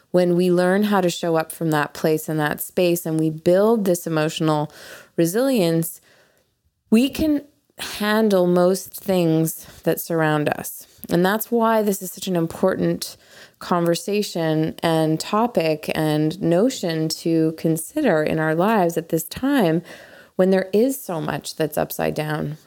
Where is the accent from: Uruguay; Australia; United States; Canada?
Canada; moved away; being Canadian